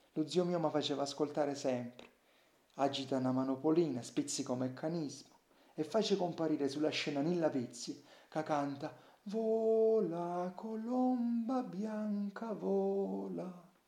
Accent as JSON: {"language": "Italian", "area": "Salento", "region": "Apulia", "country": "Italy", "accent": "Salentino", "said": "Io non ho scritto solo nel mio dialetto, il salentino."}